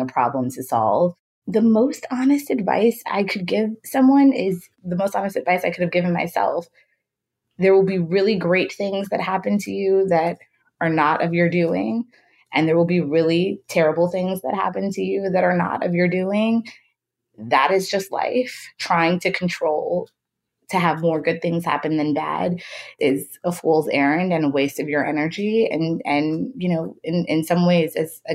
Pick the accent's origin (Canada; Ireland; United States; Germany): United States; Chicago, Illinois; I grew up in Chicago